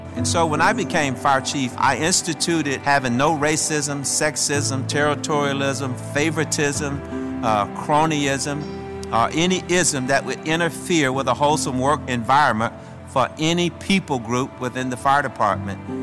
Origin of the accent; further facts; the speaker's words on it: Shreveport, Louisiana, United States; When I was growing up in Shreveport